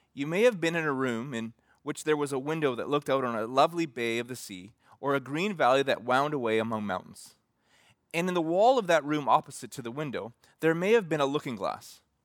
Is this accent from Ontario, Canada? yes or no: no; Alberta, Canada; Growing up in Reggie, Alberta